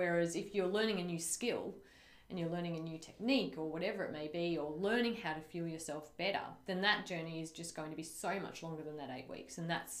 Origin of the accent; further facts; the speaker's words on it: Taree, New South Wales, Australia; I'm from Taree, so classy